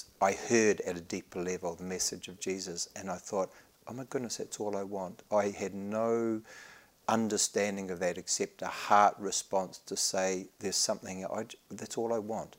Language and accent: English; Dannevirke, Hawke's Bay, New Zealand; moved away as an adult; now in Christchurch, New Zealand; I was located geographically in a mihi, where do you come from geographically, from Tamaki Nui Aurua, Dannevirke, in southern Hawke's Bay. So Ngāti Kahununu territory, the mountain being the Ruahinis, the Awa, the river, the Manawatū. That was where I was born, and that's where I came to faith as well, 23-year-old.